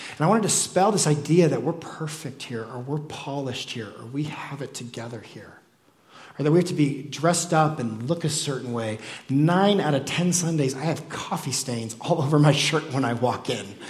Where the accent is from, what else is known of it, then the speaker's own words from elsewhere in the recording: United States; I'm still an American too